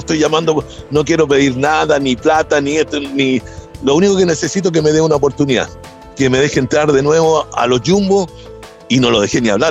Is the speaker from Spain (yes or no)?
no; Chile; moved away as an adult; also born or lived in United States; los chilenos